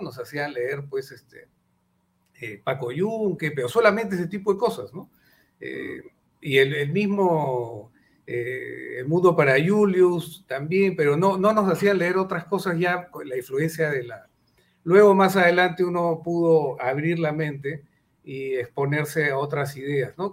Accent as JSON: {"language": "Spanish", "country": "Peru", "said": "los peruanos"}